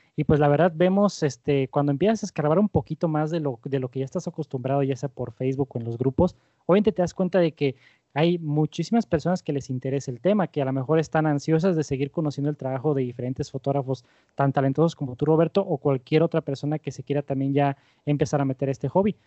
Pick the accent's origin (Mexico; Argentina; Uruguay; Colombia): Mexico; como mexicanos